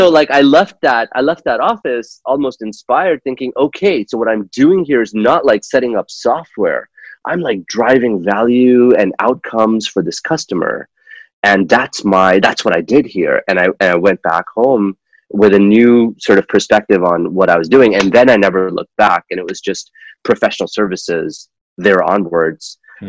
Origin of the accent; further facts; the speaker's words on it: Kuwait; moved away as an adult; also born or lived in Pakistan; now in United States; I'm originally from Pakistan, and I was born there. I grew up in the Middle East. I grew up in Kuwait, which was a fun childhood.